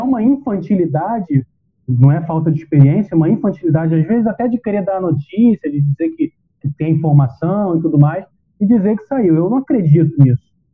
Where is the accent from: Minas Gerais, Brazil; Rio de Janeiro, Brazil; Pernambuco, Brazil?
Rio de Janeiro, Brazil; moved away; era quase a minha terrinha lá, porque eu morava na divisa, morava num bairro que fazia divisa com Nova Iguaçu e Belfor Roxo